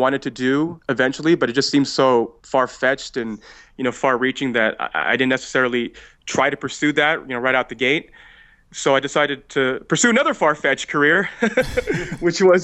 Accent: California, United States; moved away as an adult; also born or lived in Memphis / Phoenix; I'm from California

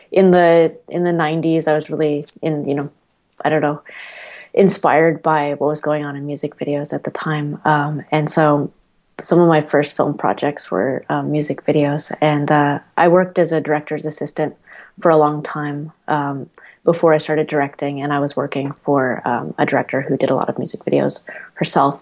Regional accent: Los Angeles, California, United States; moved away as an adult; now in New York, United States; I grew up in Los Angeles.

